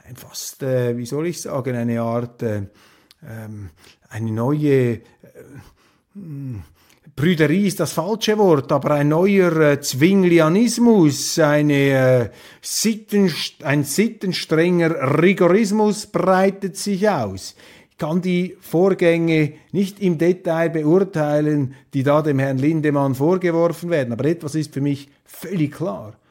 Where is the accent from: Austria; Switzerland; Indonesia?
Switzerland; als Schweizer